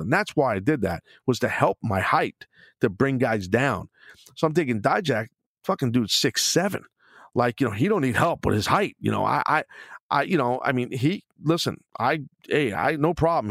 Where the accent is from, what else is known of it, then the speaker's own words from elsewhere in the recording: New York City, New York, United States; also born or lived in Queens; I'm a New York City guy, and, you know, growing up in Brooklyn, living in Queens, and living in Brooklyn